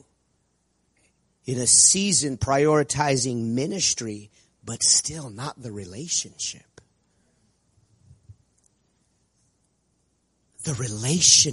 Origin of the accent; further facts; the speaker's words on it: Prescott, Arizona, United States; I grew up in the Prescott Church, the birthplace of this incredible move of God that we're part of.